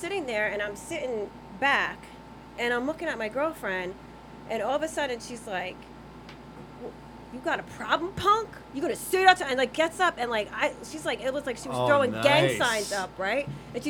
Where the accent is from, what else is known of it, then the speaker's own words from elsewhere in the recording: New Jersey, United States; I'm from Jersey